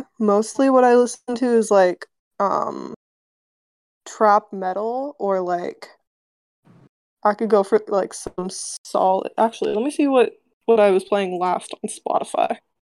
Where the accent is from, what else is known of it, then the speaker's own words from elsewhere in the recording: Canada; I am Canadian.